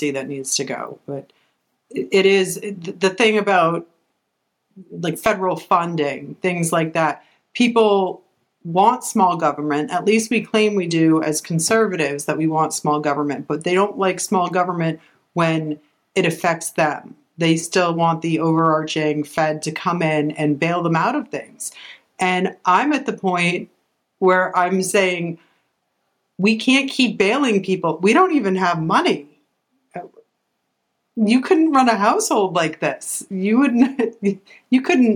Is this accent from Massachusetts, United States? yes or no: yes; Massachusetts, United States; now in Florida, United States; we're originally from Massachusetts